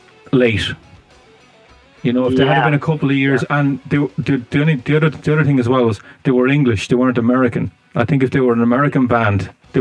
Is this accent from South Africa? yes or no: no; Ireland; I'm from Ireland, you see, so I would have grown up with them.